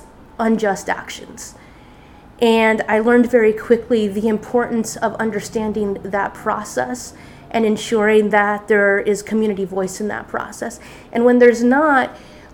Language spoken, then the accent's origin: English; near the Salton Sea, California, United States; moved away as an adult; also born or lived in Long Beach, California / Oregon / San Diego, California; the Salton Sea was about 5 miles from where I used to live.